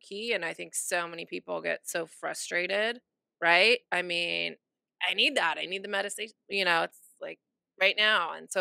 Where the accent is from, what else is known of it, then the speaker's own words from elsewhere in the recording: San Jose, California, United States; also born or lived in San Francisco; I'm from San Jose